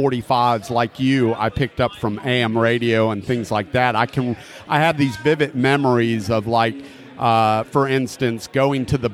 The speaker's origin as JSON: {"language": "English", "region": "Florida", "country": "United States", "tie": "born or raised there", "said": "I grew up in Florida"}